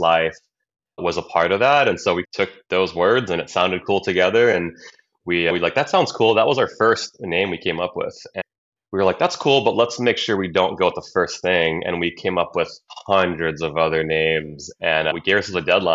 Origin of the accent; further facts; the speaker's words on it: Maui, Hawaii, United States; moved away; also born or lived in Orange County, California; Wiley and I grew up together on Maui